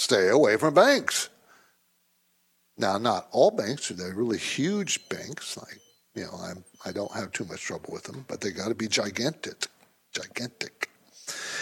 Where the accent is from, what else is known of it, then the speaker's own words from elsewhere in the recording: San Diego, California, United States; I grew up in San Diego